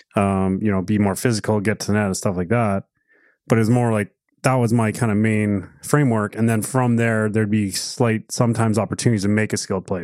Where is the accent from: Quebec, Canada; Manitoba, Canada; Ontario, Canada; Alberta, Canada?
Alberta, Canada; We grew up in Alberta